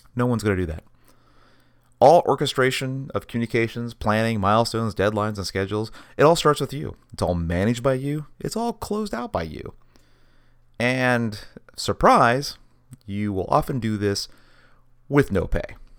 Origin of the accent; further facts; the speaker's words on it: Washington, United States; growing up in Washington State, you can't help but be a kid running around the forest.